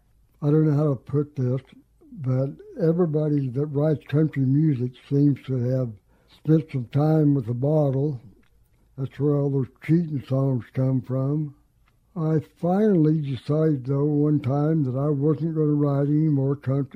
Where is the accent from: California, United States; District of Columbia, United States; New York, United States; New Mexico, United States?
New Mexico, United States; moved away; I came up here from New Mexico way back in 78, so I consider myself a native now. I'm even used to the rain.